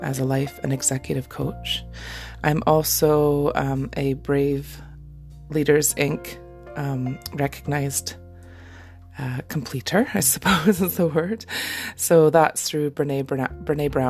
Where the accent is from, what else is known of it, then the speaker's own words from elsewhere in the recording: Canada; now in Scotland, United Kingdom; I am a Canadian mama living in Scotland